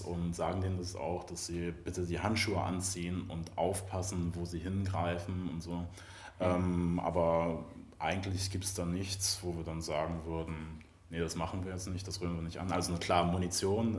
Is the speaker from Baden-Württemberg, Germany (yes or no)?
no; Mecklenburg-Vorpommern, Germany; moved away; ich komme ursprünglich aus Mecklenburg-Vorpommern.